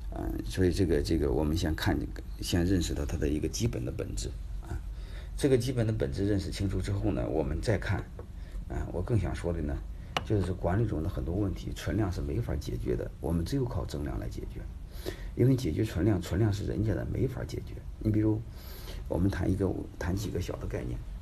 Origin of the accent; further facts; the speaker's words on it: Henan, China; now in Jinan, China; 我是河南人，啊，都是老乡嘛